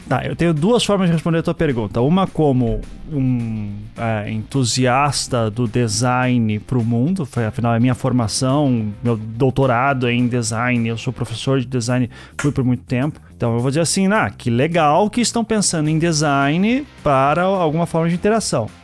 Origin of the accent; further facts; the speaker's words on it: Curitiba, Paraná, Brazil; also born or lived in Recife; Eu só nasci em Recife, né? E vivi a vida inteira em Curitiba, a família inteira de Curitiba também